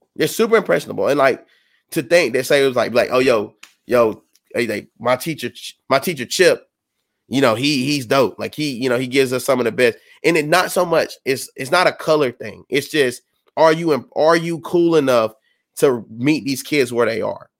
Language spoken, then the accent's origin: English; South Carolina, United States; I'm from South Carolina